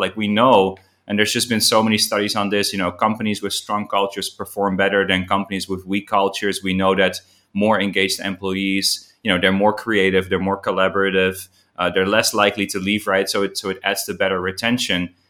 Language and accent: English; Amsterdam, North Holland, Netherlands; now in Ho Chi Minh City, Vietnam; I'm originally from Amsterdam, but, uh, I'm now living in, uh, in Vietnam, in Ho Chi Minh City